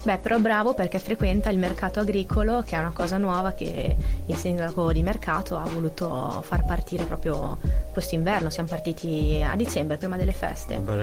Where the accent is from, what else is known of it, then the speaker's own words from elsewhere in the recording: Cesena, Emilia-Romagna, Italy; moved away; Io che vengo da Cesena sono abituata a uscire, fare due passi in centro, c'è sempre qualcosa eh, io vengo da Cesena